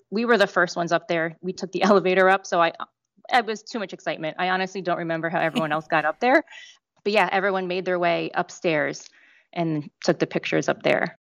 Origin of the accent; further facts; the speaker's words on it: Northeast, United States; now in Orlando, United States; I grew up in the Northeast